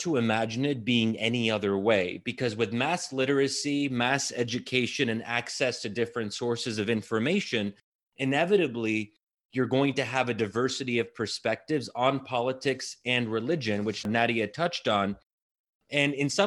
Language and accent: English; United States; speaking as an American